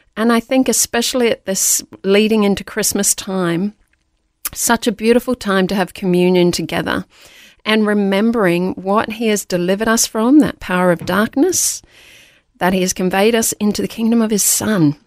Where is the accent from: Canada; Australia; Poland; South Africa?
Australia; Queensland; born or raised there; also born or lived in Darlinghurst, Sydney, New South Wales